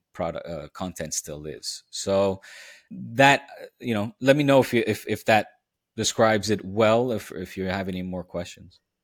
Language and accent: English; The Hague, South Holland, Netherlands; now in Catalonia, Spain; I grew up in Den Haag